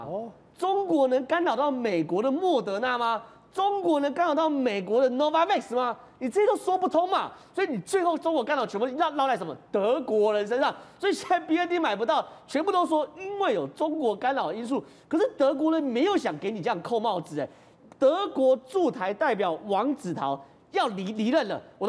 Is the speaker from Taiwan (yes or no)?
yes; Taiwan; 站在我台湾人立场